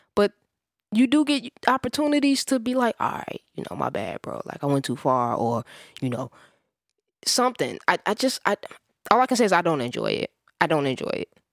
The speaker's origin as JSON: {"language": "English", "region": "Midwest", "country": "United States", "said": "I'm a Midwesterner"}